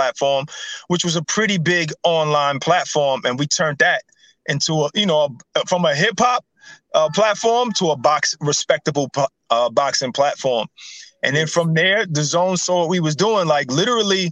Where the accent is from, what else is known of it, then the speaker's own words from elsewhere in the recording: New York City, New York, United States; me and Ak, we grew up together in Brooklyn.